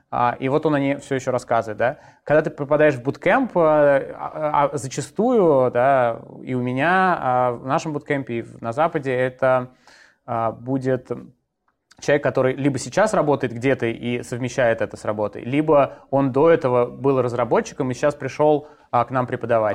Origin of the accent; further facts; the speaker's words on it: Moscow, Russia; Я родился в Москве, учился в школе в Москве, потом поступил в институт э, тоже в Москве